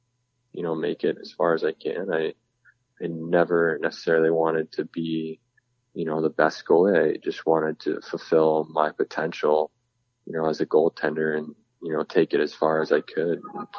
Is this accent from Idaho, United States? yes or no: no; California, United States; people always find it funny, I guess, that I'm from California